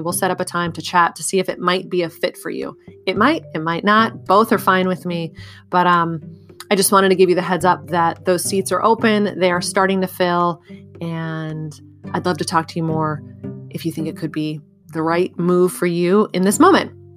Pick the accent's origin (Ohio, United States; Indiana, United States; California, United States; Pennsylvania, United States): California, United States; moved away as an adult; also born or lived in Bulgaria; I moved from California, where I had grown up and gone to college, to Bulgaria